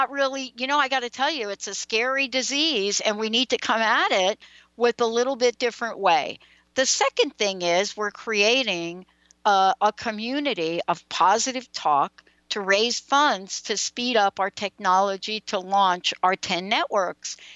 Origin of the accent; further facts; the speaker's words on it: East Coast, United States; Four of us on the call, we're all from the East Coast.